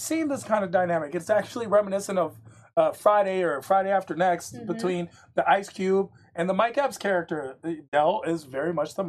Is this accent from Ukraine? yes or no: no; France; Part of my life, I grew up in France, and then mm-hmm. my brother is currently in Paris.